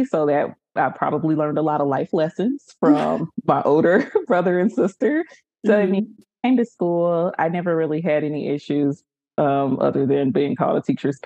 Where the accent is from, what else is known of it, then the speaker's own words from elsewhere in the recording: Kansas City, United States; I grew up in Kansas City in a Baptist church home